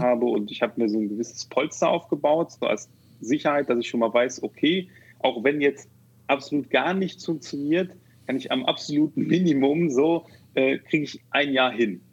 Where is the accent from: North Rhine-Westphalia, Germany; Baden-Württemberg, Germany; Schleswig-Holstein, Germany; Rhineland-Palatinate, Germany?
North Rhine-Westphalia, Germany; Neuss; now in Düsseldorf, Germany; bin ähm, ursprünglich aus Neuss.